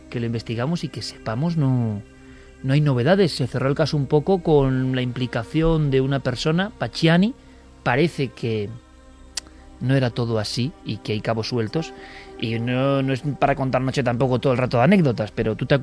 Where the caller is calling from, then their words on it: San Javier, Region of Murcia, Spain; de San Javier en Murcia